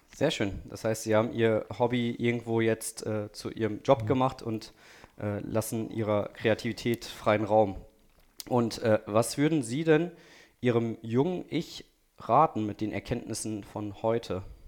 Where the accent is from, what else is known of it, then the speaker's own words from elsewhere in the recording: Ostwestfalen-Lippe, North Rhine-Westphalia, Germany; now in Düsseldorf, Germany; Ich komme ja auch aus dem Ostwestfalen, Lippe